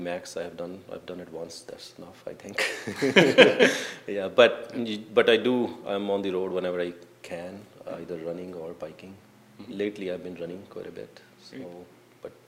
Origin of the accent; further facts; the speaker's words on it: India; moved away as an adult; now in Bancroft, Canada; I grew up in India, and all my college and university education initially was in India.